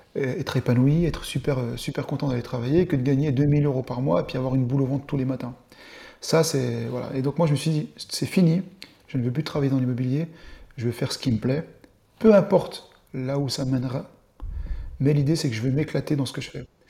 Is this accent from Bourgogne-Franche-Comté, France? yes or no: yes; Dole, Bourgogne-Franche-Comté, France; also born or lived in Bastia, Corsica; now in Besançon, France; Je suis né en Corse, à Bastia, et j'habite à Besançon. J'ai grandi à Dole euh, dans le Jura jusqu'à mes 20 ans